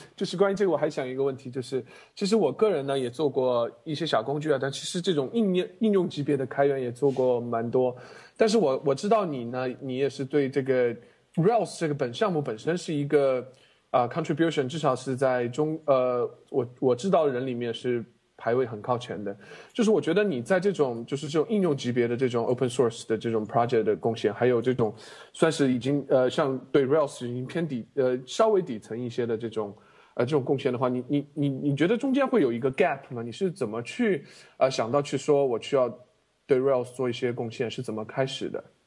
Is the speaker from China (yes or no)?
yes; Ya'an, Sichuan, China; moved away; 我的故乡雅安，呃，城，呃，四川的雅安